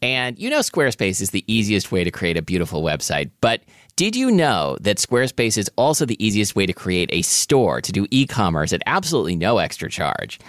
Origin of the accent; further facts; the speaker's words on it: Portland, Oregon, United States; growing up in Portland, Oregon